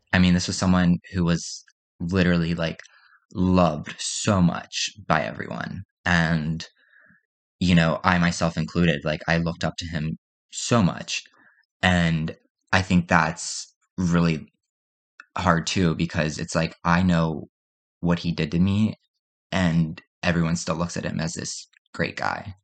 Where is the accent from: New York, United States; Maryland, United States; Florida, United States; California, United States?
Maryland, United States; Perry Hall; I'm from Perry Hall, Maryland. I grew up in Maryland pretty much my whole life